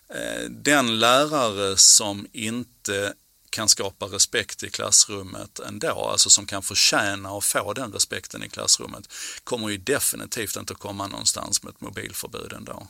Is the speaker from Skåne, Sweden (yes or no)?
yes; Malmö, Skåne, Sweden; på sjuttiotalet när jag växte upp i Malmö